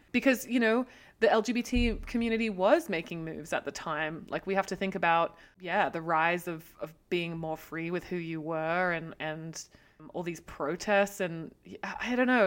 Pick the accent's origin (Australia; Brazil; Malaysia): Australia; now in United States; being Australian and coming into America, obviously coming from a country that has a deeply racist background also